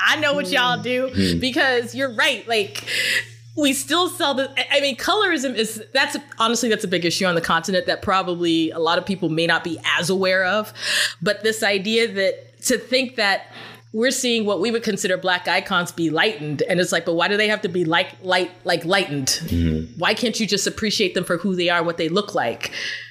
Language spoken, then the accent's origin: English; Washington, District of Columbia, United States; I was born in DC in this hospital called Howard.